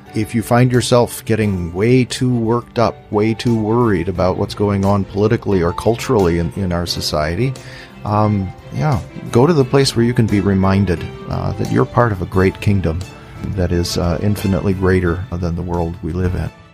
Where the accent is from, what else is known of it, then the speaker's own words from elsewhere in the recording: United States; us as American Christians